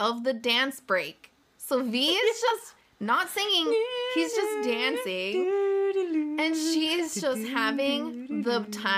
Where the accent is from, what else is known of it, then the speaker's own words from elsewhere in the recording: United States; we're American